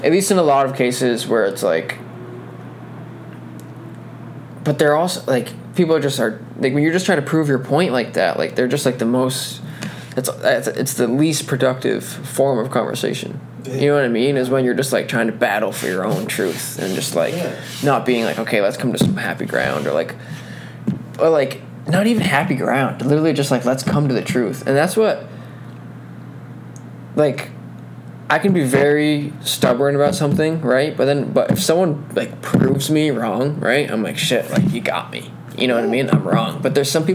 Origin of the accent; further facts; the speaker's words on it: Troy, United States; we're all from Troy